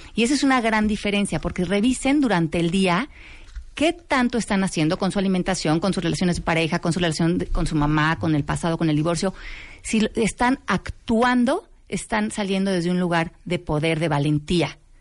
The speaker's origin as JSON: {"language": "Spanish", "country": "Mexico", "said": "nosotros como mexicanos"}